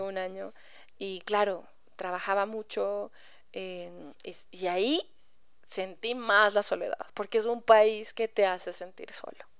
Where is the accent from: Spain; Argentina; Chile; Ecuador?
Ecuador; moved away as an adult; me fui del Ecuador, eh, como quien dice, sin la gracia de mis padres o de mi familia